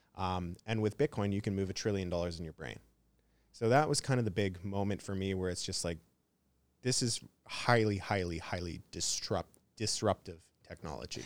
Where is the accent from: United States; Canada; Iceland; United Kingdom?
Canada; I'm from Canada